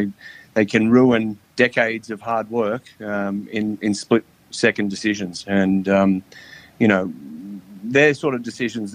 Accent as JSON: {"language": "English", "country": "Australia", "said": "You know, I came from Australia and I have a very sort of happy-go-lucky sort of attitude in my policing manner."}